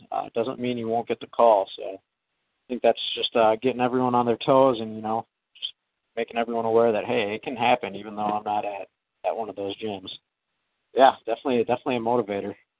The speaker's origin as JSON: {"language": "English", "town": "Green Bay", "region": "Wisconsin", "country": "United States", "tie": "born or raised there", "said": "my hometown"}